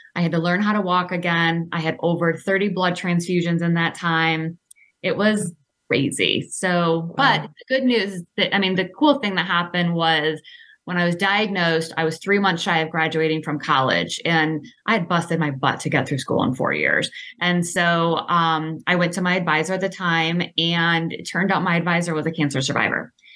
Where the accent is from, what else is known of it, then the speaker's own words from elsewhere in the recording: Clawson, Michigan, United States; I grew up in Clawson, small town